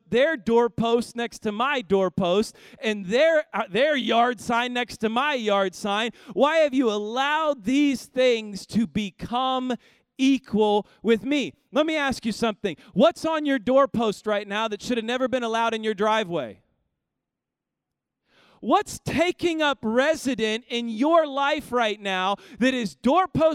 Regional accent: Kansas City, Missouri, United States; now in Houston, United States; I grew up in Kansas City

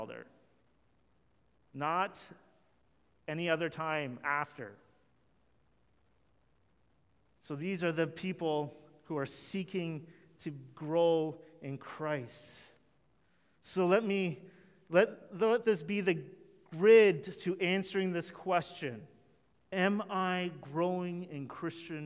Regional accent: Canada; we're Canadian

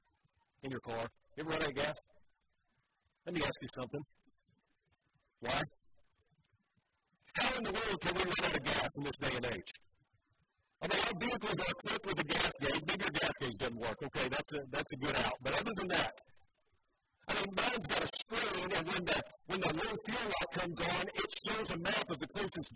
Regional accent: Joplin, Missouri, United States; moved away; my hometown in Joplin, Missouri

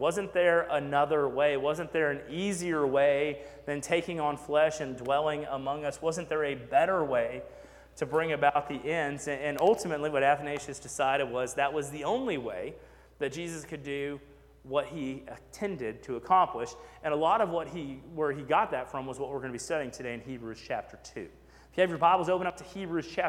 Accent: Texas, United States; also born or lived in McKinney, Texas / Sugar Land, Texas; we moved to McKinney, Texas, so I went to First Baptist Church, McKinney, Texas. And then we moved to Fort Bend County, and I went to First Baptist Church, Sugar Land, Texas.

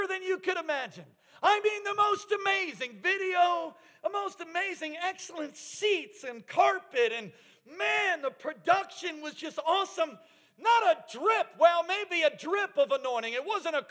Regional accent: Alaska, United States; I'm from Alaska.

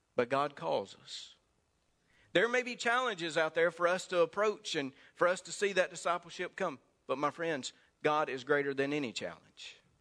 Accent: Mississippi, United States; accent: Mississippi; my Mississippi accent

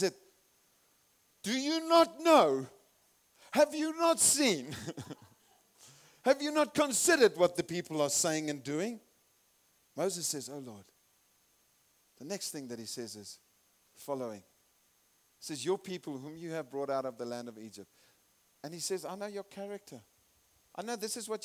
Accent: Zimbabwe; also born or lived in South Africa; I'm from Zimbabwe and I'm a citizen

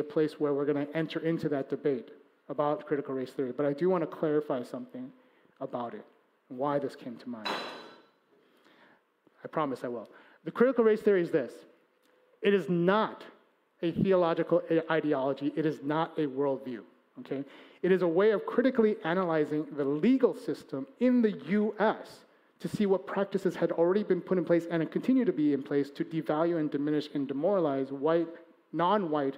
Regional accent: Chicago, Illinois, United States; he and I, we're from Chicago

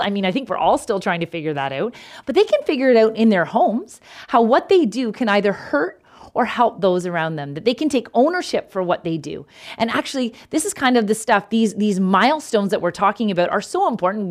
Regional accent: Canada; I'm Canadian

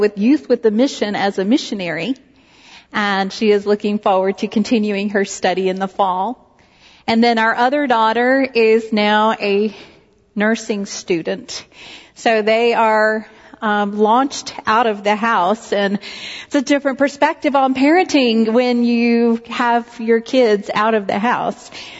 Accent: Knoxville, Tennessee, United States; when I was growing up in Knoxville, Tennessee

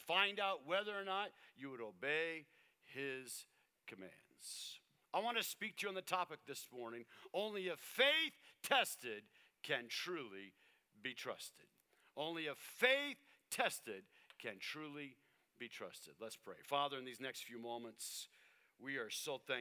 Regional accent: Tucson, Arizona, United States; I lived in Tucson, Arizona

